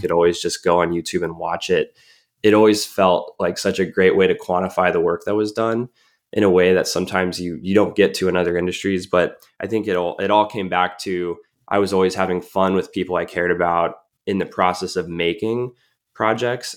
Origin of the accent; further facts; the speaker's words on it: Colorado Springs, Colorado, United States; my hometown, um, you know, in Colorado Springs.